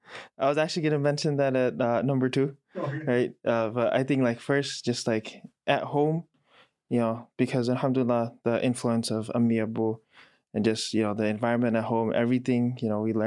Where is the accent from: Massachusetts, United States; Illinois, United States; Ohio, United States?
Illinois, United States; Chicago; moved away as an adult; now in Raleigh, United States; Yeah, I was born and raised in Chicago. I've lived here most of my life, apart from the time I spent abroad, you know, studying. Currently, no longer a Chicago resident, right? North Carolina